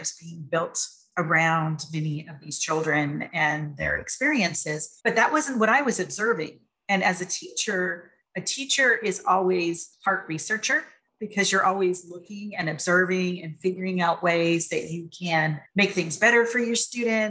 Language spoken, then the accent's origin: English; San Francisco Bay Area, California, United States; moved away as an adult; We were raised in the San Francisco Bay Area, very diverse, inclusive type of area